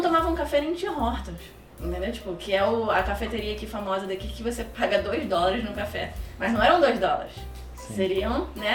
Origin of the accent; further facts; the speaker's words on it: Rio de Janeiro, Brazil; accent: carioca; moved away as an adult; now in Canada; Eu sou carioca da Gema